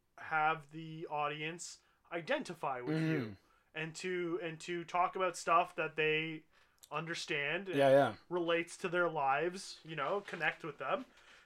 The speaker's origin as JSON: {"language": "English", "country": "Canada", "said": "But we're Canadian. We know better."}